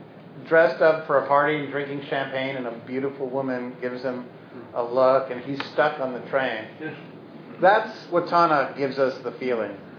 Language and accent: English; Brooklyn, New York, United States; I was from Brooklyn